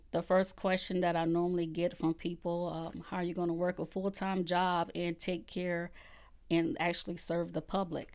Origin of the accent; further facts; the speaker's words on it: Conway, South Carolina, United States; also born or lived in Columbia, South Carolina / Georgetown, South Carolina; I was born and raised in Conway, South Carolina